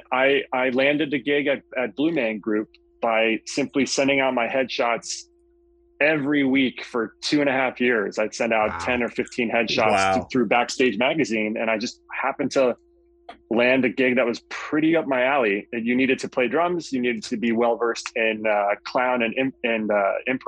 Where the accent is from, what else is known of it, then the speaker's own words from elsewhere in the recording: Westchester, New York, United States; I grew up in Westchester, right outside of New York City.